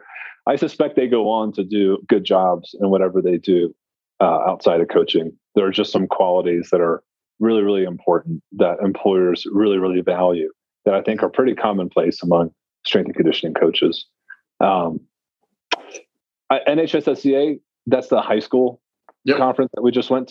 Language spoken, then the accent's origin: English; Tennessee, United States; I'm from Tennessee